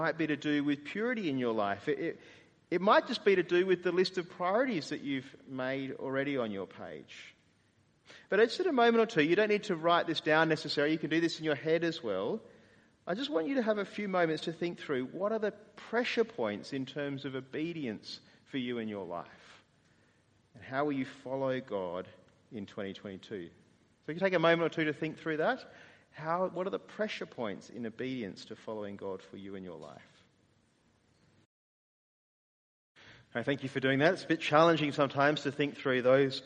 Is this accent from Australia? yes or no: yes; Australia; as Australian evangelicals